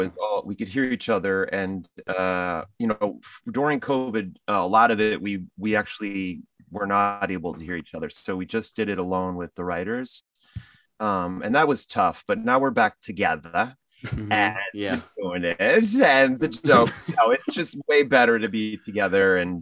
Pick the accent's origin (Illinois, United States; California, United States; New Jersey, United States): New Jersey, United States; My parents and we grew up in New Jersey.